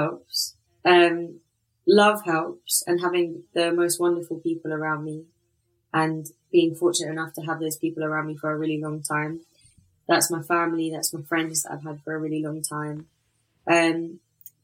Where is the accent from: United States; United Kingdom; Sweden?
United Kingdom; London; Growing up in Elephant and Castle with the immigrant family